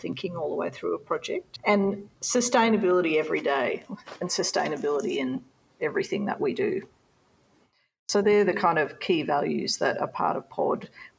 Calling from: Cairns, Queensland, Australia; We're calling from Cairns. We're on Gimoi Wallaburra Yidinji country in far north Queensland.

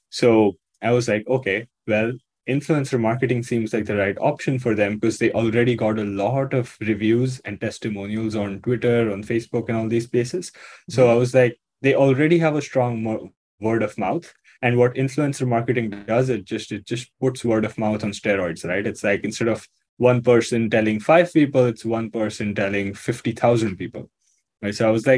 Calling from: Mumbai, Maharashtra, India; I'm joining you from Mumbai, India.

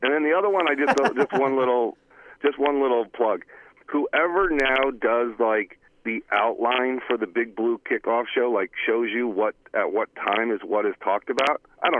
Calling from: Cranford, New Jersey, United States; from Cranford, guys.

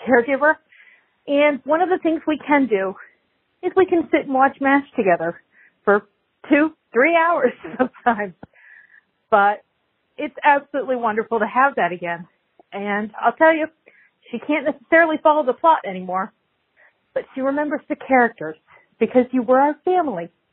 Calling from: Florida, United States; I'm calling from Florida.

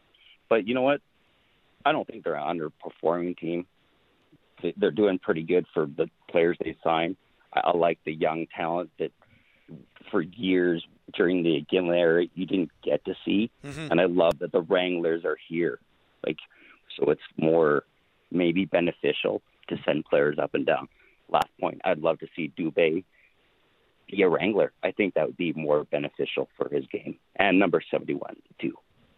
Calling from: Calgary, Alberta, Canada; also born or lived in Nanton, Alberta; No, I'm calling from Calgary. I used to call you a few times from Nanton.

